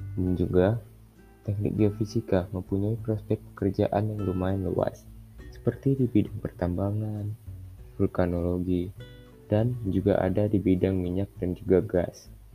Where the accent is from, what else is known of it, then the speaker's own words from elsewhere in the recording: Medan, North Sumatra, Indonesia; aku berasal dari kota Medan